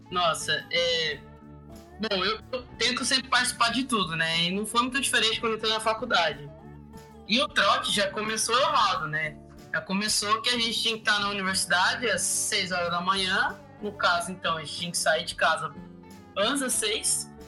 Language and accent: Portuguese; Luanda, Luanda Province, Angola; now in Maringá, Brazil; Sou de Luanda, mas vivo em Maringá já faz uns seis anos.